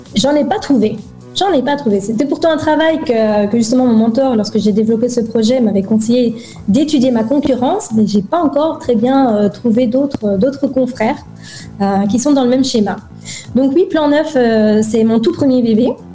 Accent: Belgium; moved away as an adult; also born or lived in Dubai, United Arab Emirates; quand on a quitté la Belgique et qu'on s'est installé à Dubaï

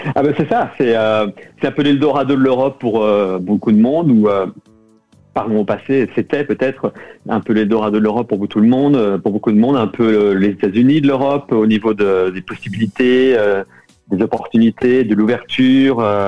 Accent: France; moved away as an adult; now in London, United Kingdom; En tant que Français

